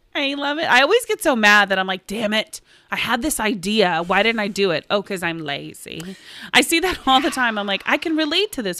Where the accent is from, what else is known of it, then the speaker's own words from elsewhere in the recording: Oklahoma, United States; we're from Oklahoma